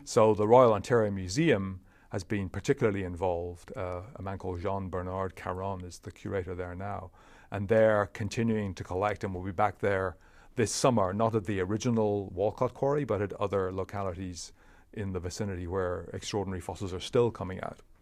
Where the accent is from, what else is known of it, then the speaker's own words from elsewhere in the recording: Leinster, Ireland; moved away as an adult; also born or lived in Cambridge; I was raised in Ireland